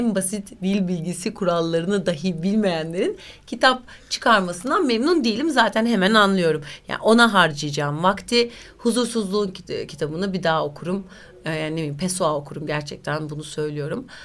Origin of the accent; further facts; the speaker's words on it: Turkey; Sakin bir insanımdır. Öyle çok tasasızımdır yani tam bir Türk'üm. E, yani memleket insanıyım diyeyim.